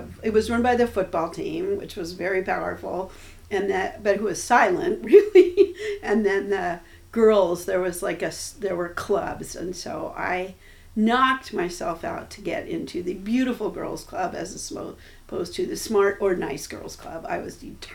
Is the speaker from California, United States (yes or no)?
yes; Los Angeles, California, United States; I grew up in Westchester.